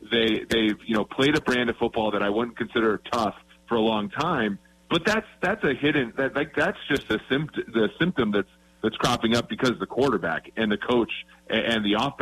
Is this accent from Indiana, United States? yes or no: no; Minnesota, United States; growing up in Minnesota